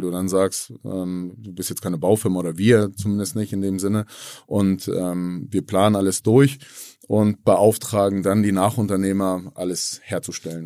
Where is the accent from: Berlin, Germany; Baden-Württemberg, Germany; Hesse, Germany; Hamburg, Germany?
Hamburg, Germany; alle sind hier schon geboren in Hamburg